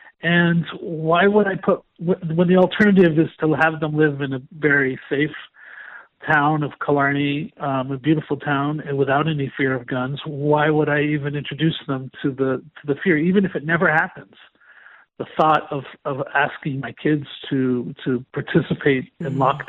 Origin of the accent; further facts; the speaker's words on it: United States; moved away as an adult; now in Ireland; growing up in America